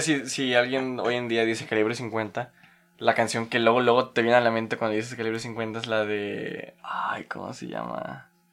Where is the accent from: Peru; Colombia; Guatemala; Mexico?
Mexico; Tampico, Tamaulipas; mi tierra natal de Tampico